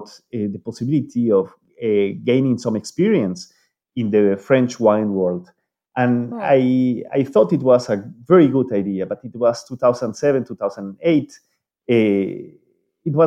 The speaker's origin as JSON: {"language": "English", "country": "Bolivia", "tie": "born or raised there", "also_born_or_lived": "Switzerland", "moved": "as an adult", "lives_now": "Marseille, France", "said": "I was born in Bolivia"}